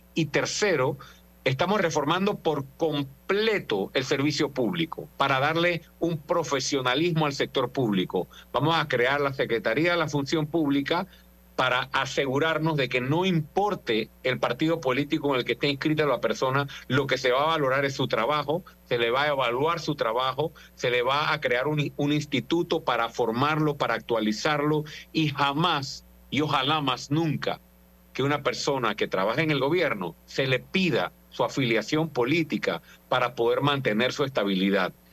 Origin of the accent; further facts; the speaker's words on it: Panama; fui como panameño